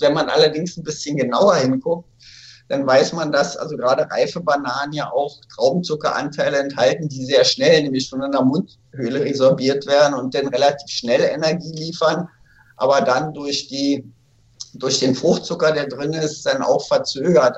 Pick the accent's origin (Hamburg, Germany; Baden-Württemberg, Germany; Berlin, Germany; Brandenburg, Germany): Berlin, Germany; in Berlin, wo ich aufgewachsen bin